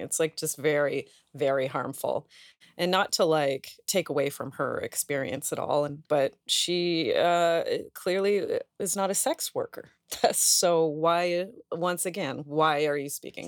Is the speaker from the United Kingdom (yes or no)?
no; Canada; we're Canadian